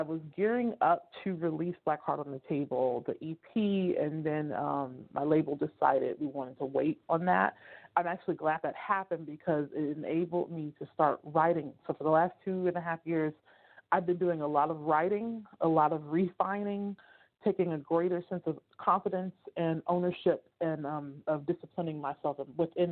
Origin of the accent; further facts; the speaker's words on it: Oakland, California, United States; moved away as an adult; now in San Joaquin County, United States; I am from Northern California, Bay Area, Oakland. I have been gentrified. I now live in San Joaquin County, but I am from the Bay Area, so Northern California